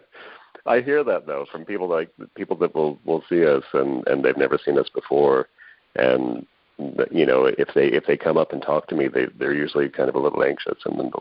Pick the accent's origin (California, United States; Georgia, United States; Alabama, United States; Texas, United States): Texas, United States; San Antonio; moved away; I grew up in San Antonio